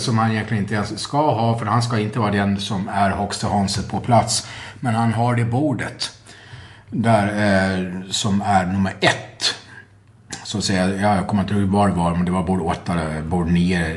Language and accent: Swedish; Gotland, Sweden; jag är gotlänning